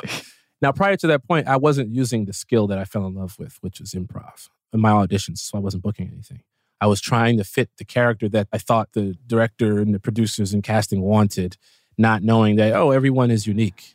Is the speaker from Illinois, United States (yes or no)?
yes; Chicago, Illinois, United States; we are both from Chicago